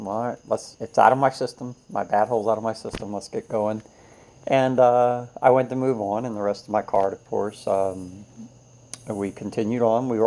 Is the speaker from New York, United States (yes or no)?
no; Florida, United States; I'm from Florida